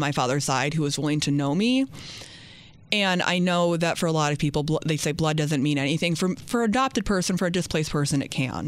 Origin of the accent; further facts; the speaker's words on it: upstate New York, United States; also born or lived in New Orleans, Louisiana; was adopted out and was raised in upstate New York in a really small town that no one's ever heard